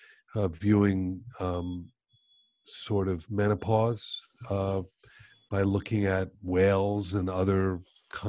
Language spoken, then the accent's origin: English; Miami Beach, Florida, United States; I grew up on South Beach as well